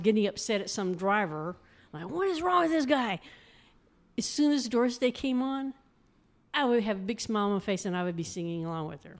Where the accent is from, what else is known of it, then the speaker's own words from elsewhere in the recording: Arlington, Texas, United States; moved away as an adult; now in Mineral Wells, United States; I grew up in Arlington